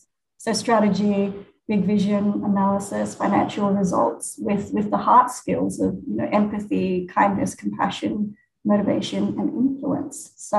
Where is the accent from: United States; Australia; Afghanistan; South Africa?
Australia; moved away as an adult; also born or lived in Hong Kong; now in Phnom Penh, Cambodia; though I was born and raised in Australia, my family are Cambodian. And I've actually never identified as Cambodian before.